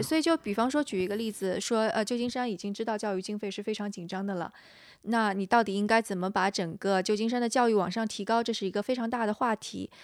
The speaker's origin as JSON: {"language": "Chinese", "country": "China", "moved": "yes", "lives_now": "San Francisco, United States", "said": "因为我是个中国人"}